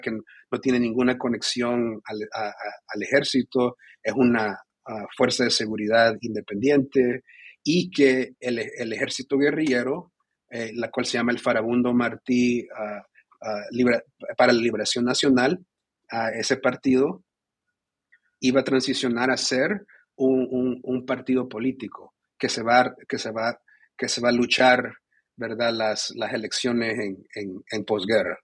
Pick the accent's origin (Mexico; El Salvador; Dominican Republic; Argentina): El Salvador; moved away; also born or lived in Dartmouth College, United States; soy salvadoreño